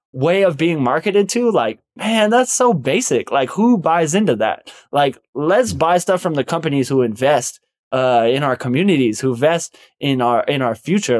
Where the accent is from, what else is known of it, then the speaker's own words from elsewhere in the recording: United States; we as Native American people have lived on